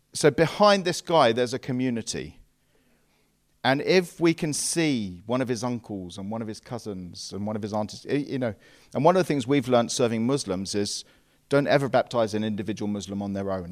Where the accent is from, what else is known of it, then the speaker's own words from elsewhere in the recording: England, United Kingdom; we English